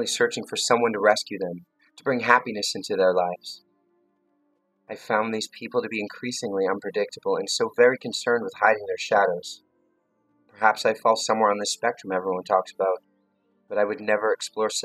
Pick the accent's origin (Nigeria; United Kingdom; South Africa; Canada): Canada; London, Ontario; I was born on March 17, 1980, at 7:21 a.m. in a small hospital in London, Ontario.